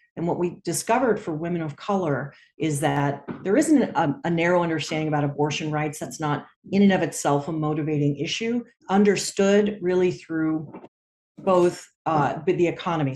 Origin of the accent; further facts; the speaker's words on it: California, United States; my home state of California